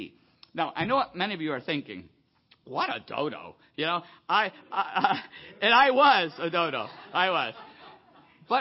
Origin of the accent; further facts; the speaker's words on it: Buffalo, New York, United States; moved away; I grew up in Buffalo, you know, Niagara Falls